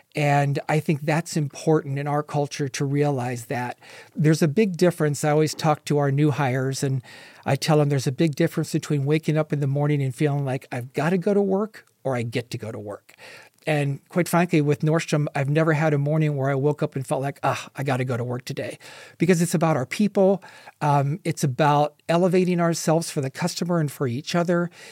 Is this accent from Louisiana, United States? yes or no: no; Ohio, United States; moved away as an adult; also born or lived in California; now in Las Vegas, United States; I grew up in Ohio and moved out to California